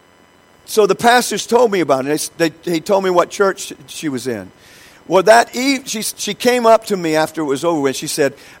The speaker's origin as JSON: {"language": "English", "country": "United States", "said": "I'm from the United States"}